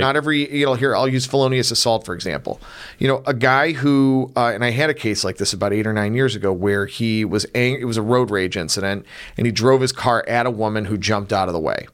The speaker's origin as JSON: {"language": "English", "town": "North Olmsted", "region": "Ohio", "country": "United States", "tie": "born or raised there", "said": "I grew up in North Olmsted"}